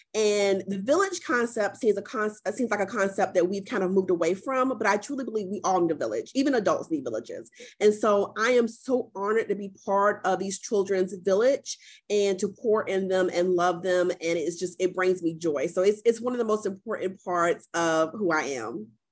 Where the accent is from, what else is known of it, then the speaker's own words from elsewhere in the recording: Columbia, South Carolina, United States; born and raised in Columbia, South Carolina, um, and currently working out of Columbia, South Carolina